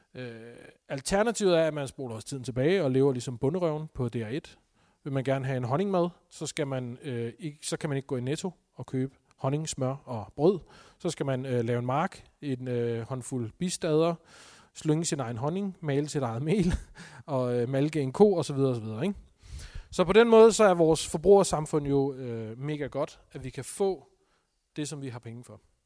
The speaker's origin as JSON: {"language": "Danish", "country": "Denmark", "said": "Vi er som danskere"}